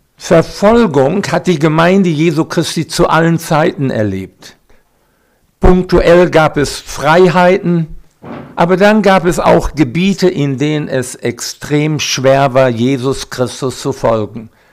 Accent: Recklinghausen, North Rhine-Westphalia, Germany; now in Siegerland, Germany; Geboren bin ich in Recklinghausen, Eva in Hagen, im Sauerland. Jetzt leben wir im Siegerland

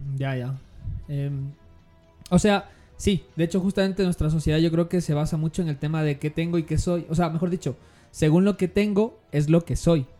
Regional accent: Ecuador; la nuestra como ecuatoriana

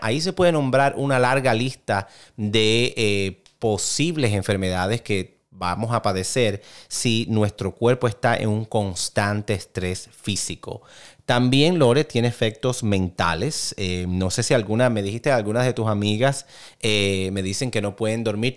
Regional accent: Cuba; yo soy cubano, eh, prácticamente llevo café en mis venas

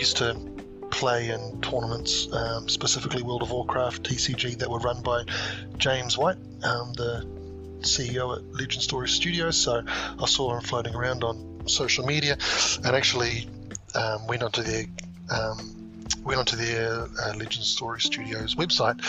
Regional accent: Auckland, New Zealand; I'm a budding Flesh and Blood player from Auckland, New Zealand

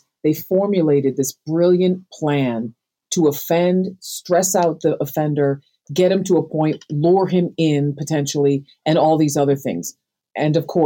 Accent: Chicago, Illinois, United States; I'm from Chicago.

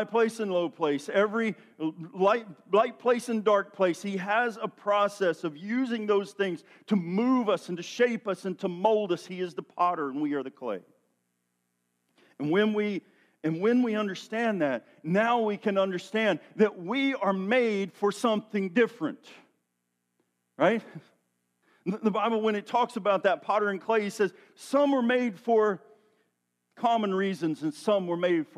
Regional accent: Tennessee, United States; I'm from Tennessee, where there's a lot of hills and valleys and mud

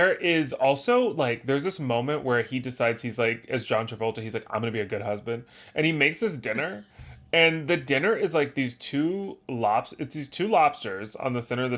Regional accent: the South, United States; I'm always aware that I'm from the South. Mm-hmm. And I love my Southern roots.

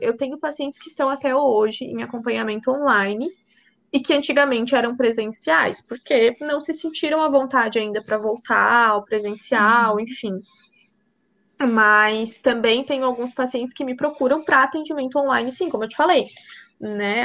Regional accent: Braço do Norte, Santa Catarina, Brazil; eu, eu, sou de Braço Norte

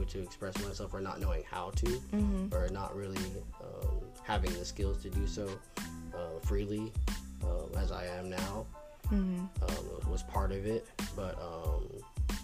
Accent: Brewster, New York, United States; also born or lived in Brooklyn, New York; I was born in the city in New York, but in like Brooklyn, but I grew up in a place called Brewster. Brewster, New York, about 15 minutes away from Danbury, Connecticut.

